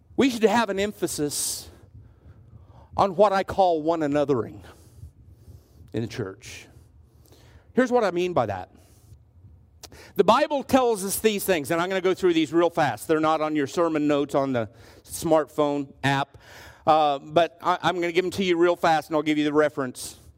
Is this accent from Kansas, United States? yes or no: yes; Southwest Kansas, United States; I'm from Southwest Kansas.